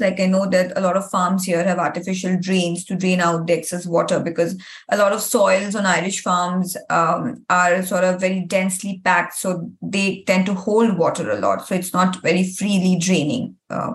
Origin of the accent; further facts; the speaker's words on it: India; moved away as an adult; now in Ireland; I come from India